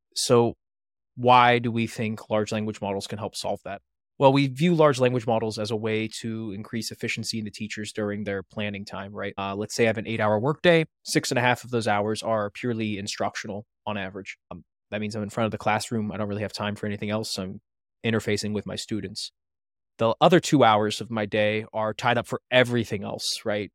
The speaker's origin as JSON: {"language": "English", "area": "north of Pittsburgh", "region": "Western Pennsylvania", "country": "United States", "tie": "born or raised there", "moved": "as an adult", "lives_now": "Maryland, United States", "said": "I'm not originally from Maryland. I'm from Western Pennsylvania, north of Pittsburgh. My co-founder, Thomas Hummel, is as well, but he and I never knew each other, even though we grew up about fifteen minutes away"}